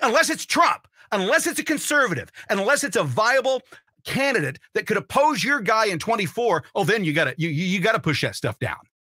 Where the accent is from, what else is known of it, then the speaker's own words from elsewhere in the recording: Martinsville, Indiana, United States; My sophomore year at Ben Davis in Indianapolis, not so much. We moved from Martinsville to Ben Davis